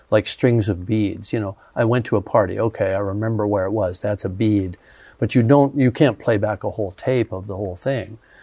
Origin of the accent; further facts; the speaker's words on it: Canada; also born or lived in Los Angeles, United States; now in New Zealand; I grew up in Canada before that.